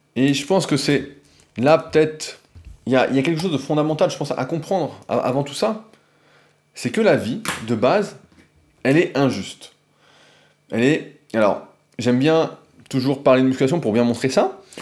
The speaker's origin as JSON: {"language": "French", "country": "France", "said": "je suis français comme la plupart d'entre vous"}